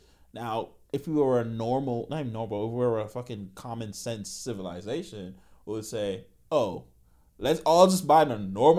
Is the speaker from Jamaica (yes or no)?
yes; Jamaica; I'm Jamaican, baby.